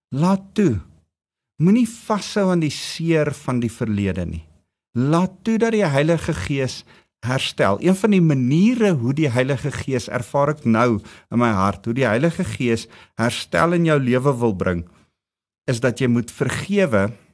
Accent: South Africa; Ons as Suid-Afrikaanse volk

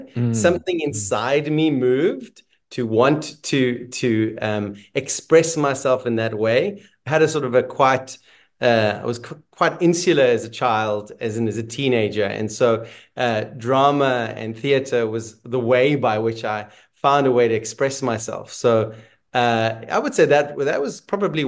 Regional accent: South Africa; also born or lived in Israel; I was born in Israel, a place that currently is a hard word to share with people because of what's happening in the world. And when I was about 9, we left Israel to move to South Africa.

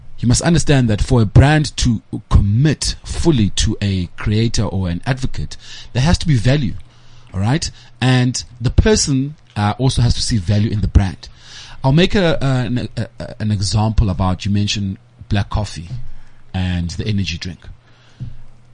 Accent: East London, Eastern Cape, South Africa; also born or lived in Butterworth (Gcuwa); I grew up in East London, but I never say I come from East London. I come from Igcuwa

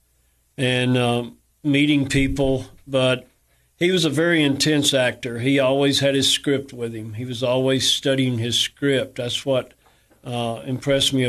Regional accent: Cookeville, Tennessee, United States; I was born in Cookeville

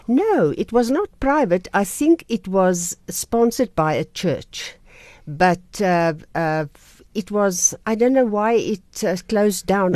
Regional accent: Krugersdorp, Gauteng, South Africa; also born or lived in Vicksburg, Free State; now in Pretoria, South Africa; I grew up in Krugersdorp, went to Monument High School, and from there I went to Pretoria

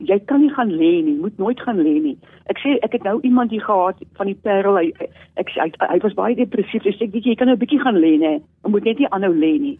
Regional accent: Eastern Cape, South Africa; ek is so in, ehm, in baie lank terug gebore, ja, 1963 aan die Ooskaap

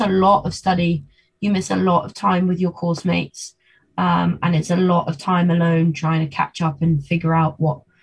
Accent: London, United Kingdom; also born or lived in Argentina; now in Birmingham, United Kingdom; London is my hometown

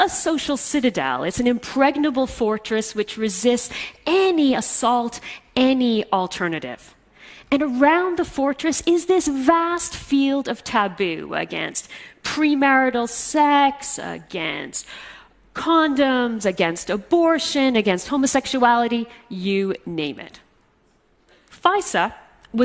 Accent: Canada; I'm half Egyptian, and I'm Muslim, but I grew up in Canada, far from my Arab roots

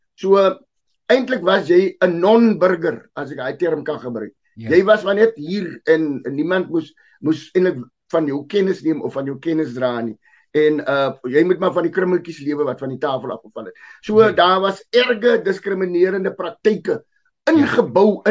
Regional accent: South Africa; ek is gebore in die land, ek is deel van Afrika ek is deel van Suid-Afrika

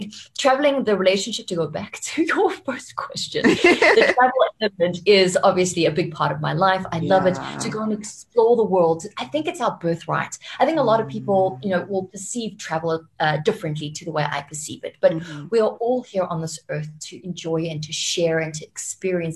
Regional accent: Japan; now in South Africa; I was living in Japan, right? Because I was born in Japan.

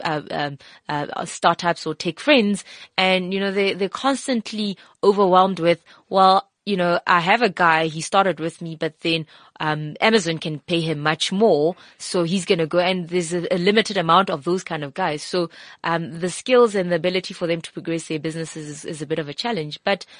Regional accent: South Africa; I'm here. I'm a South African and I can give you those skills.

